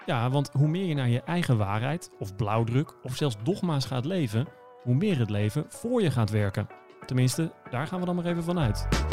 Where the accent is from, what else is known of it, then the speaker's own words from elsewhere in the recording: Enschede, Overijssel, Netherlands; accent: eastern; moved away; geboren in het oosten, in Twente, in Enschede. In de oosten, dat, eh, dat, hoor je misschien af en toe nog een beetje